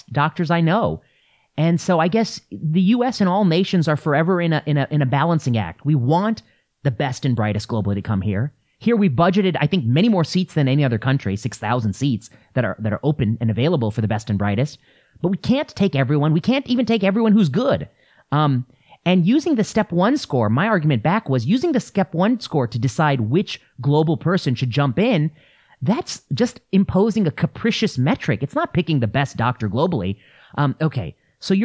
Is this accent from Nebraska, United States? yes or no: no; La Porte, Indiana, United States; I grew up in La Porte, Indiana, which is Rust Belt, tough place.